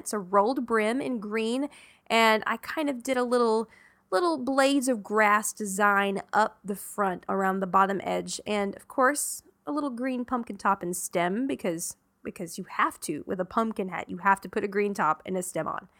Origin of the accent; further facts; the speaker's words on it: the South, Southern United States, United States; born or raised there